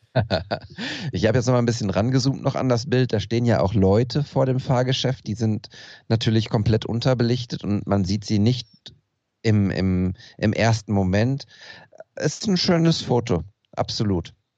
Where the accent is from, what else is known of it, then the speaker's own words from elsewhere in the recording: Ruhr area, North Rhine-Westphalia, Germany; wir im Pott